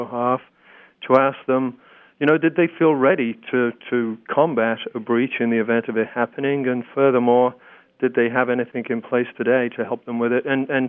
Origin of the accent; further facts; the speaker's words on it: Texas, United States; As I've told you, I'm from Texas originally, but not true.